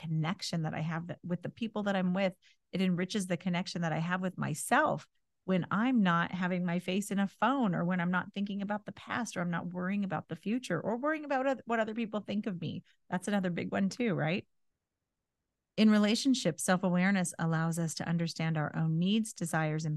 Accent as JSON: {"language": "English", "region": "California", "country": "United States", "tie": "born or raised there", "moved": "yes", "said": "I grew up in California. I learned to drive in California"}